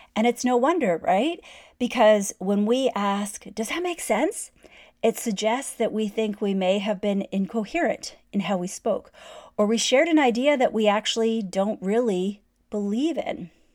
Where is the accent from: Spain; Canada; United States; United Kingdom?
Canada; I'm Canadian